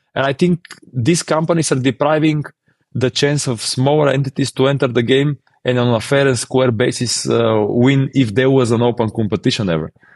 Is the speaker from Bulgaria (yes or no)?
yes; Bulgaria; in our region, we're from Bulgaria